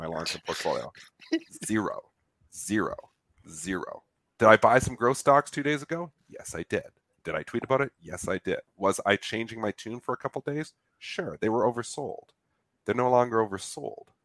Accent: Canada; I'm Canadian

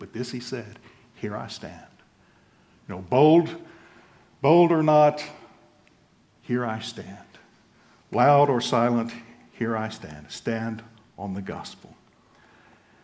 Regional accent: United States; moved away as an adult; also born or lived in Central and Eastern Europe; I am an American

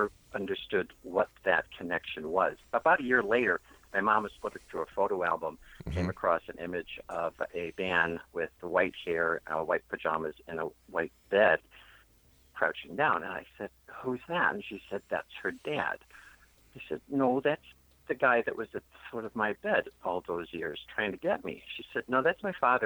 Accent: Buffalo, New York, United States; moved away; Growing up in Buffalo

